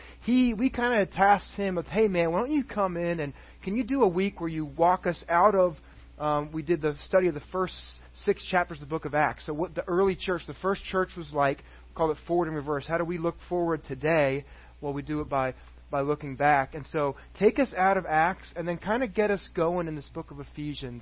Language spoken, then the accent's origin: English; a suburb just outside of Dallas, Texas, United States; now in Tampa, United States; We lived in a suburb just outside of Dallas, Texas